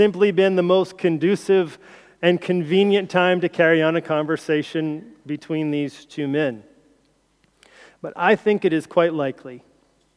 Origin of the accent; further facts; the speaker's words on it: United States; moved away as an adult; now in United Kingdom; as an outsider, as an American